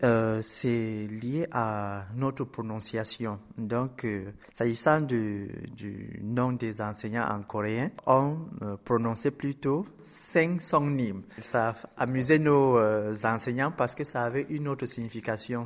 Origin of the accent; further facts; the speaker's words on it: Cameroon; je viens du Cameroun, qui est un pays euh, d'Afrique centrale